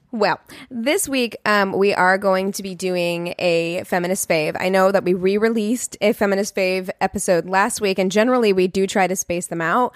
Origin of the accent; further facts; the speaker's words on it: Springfield, Missouri, United States; moved away; my hometown of Springfield, Missouri